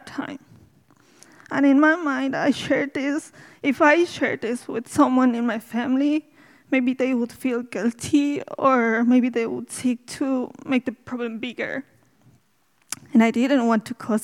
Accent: Bolivia; English is a second language; now in Dublin, Ireland; I'm from Bolivia, in South America.

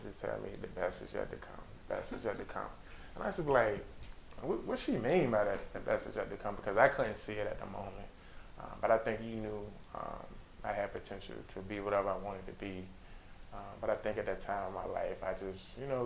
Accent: Petersburg, Virginia, United States; I'm originally from Petersburg, Virginia. So growing up there

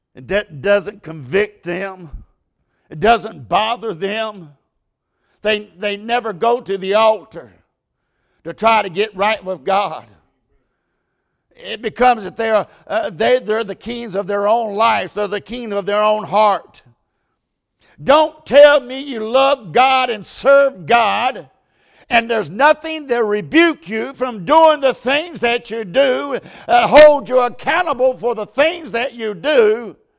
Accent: United States; I'm an American

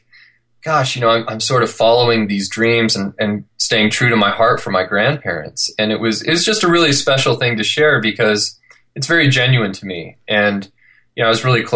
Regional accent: Clovis, California, United States; moved away as an adult; now in Salt Lake City, United States; where I'm from, which is Clovis, California, Fresno, California

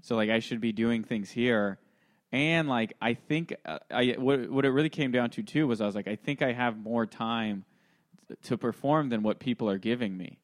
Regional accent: Santa Clarita, California, United States; I'm from L A, born and raised. Well, I'm from Santa Clarita.

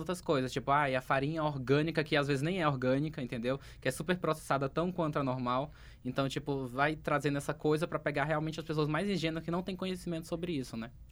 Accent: Acre, Brazil; moved away; que eu sou do Acre, né? Uma pessoa perdida do Acre

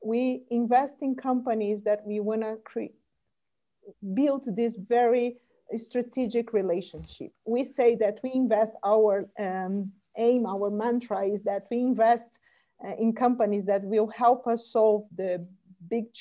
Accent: Brazil; moved away as an adult; also born or lived in United States; now in Spain; I am Brazilian. I was born and raised in Brazil

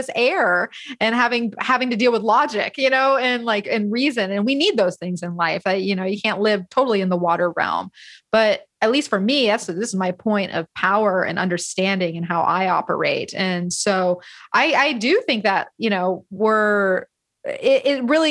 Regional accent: Florida, United States; now in California, United States; as someone who grew up, born and raised in Florida, I know it is a special place. But even here in California

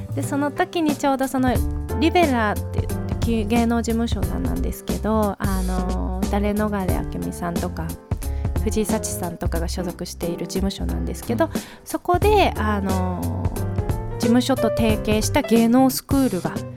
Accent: Ibaraki, Japan; 私生まれも育ちも茨城でして

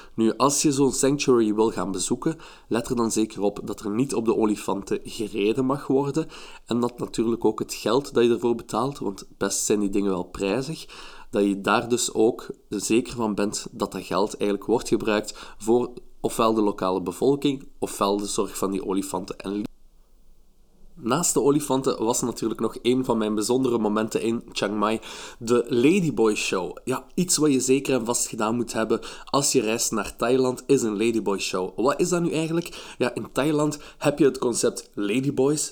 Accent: Belgium; ik ben eh, van België.

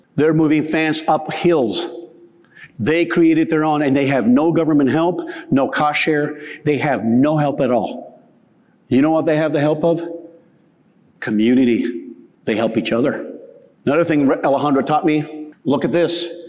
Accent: the West, United States; growing up in the West

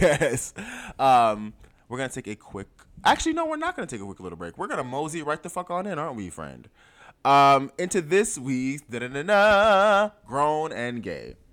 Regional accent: Jamaica; I am Jamaican.

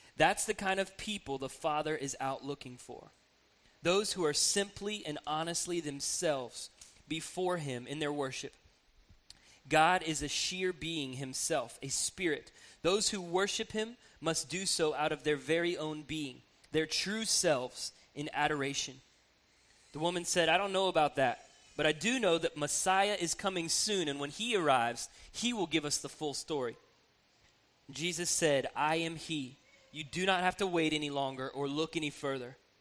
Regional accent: Atlanta, Georgia, United States; now in Columbus, United States; I grew up in Atlanta

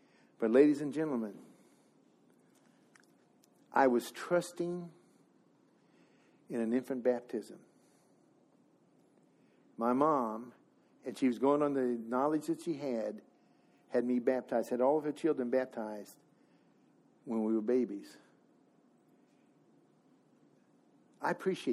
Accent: Missouri, United States; I'm from Missouri

